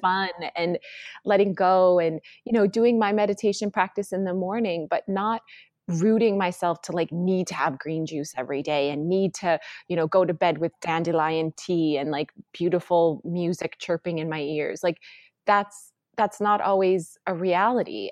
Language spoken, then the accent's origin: English; North Dakota, United States; moved away as an adult; also born or lived in Washington, D.C. / Los Angeles; I grew up in North Dakota